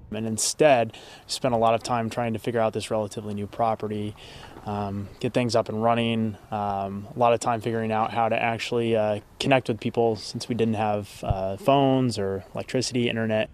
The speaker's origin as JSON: {"language": "English", "region": "Midwest", "country": "United States", "moved": "yes", "lives_now": "Calistoga, United States", "said": "I'm, I'm from the Midwest originally"}